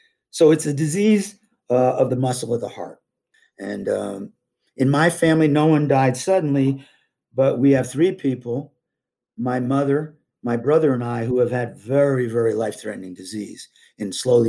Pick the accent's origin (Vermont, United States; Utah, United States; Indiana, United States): Vermont, United States; also born or lived in New York; I grew up skiing in Vermont and New York State.